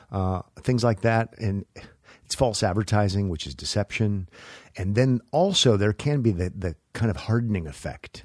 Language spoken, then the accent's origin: English; Nebraska, United States; moved away as an adult; also born or lived in Los Angeles; I was from Neb-, Nebraska